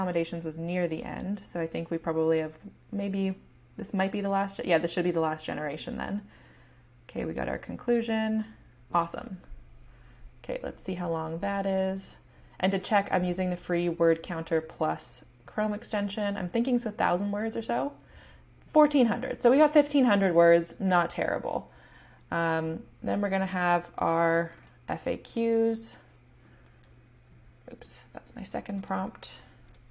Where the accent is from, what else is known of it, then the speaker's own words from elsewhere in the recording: Canada; I'm Canadian